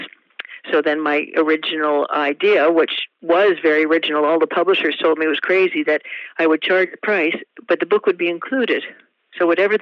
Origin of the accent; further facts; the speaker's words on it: Vancouver, British Columbia, Canada; In Vancouver, born and raised in Vancouver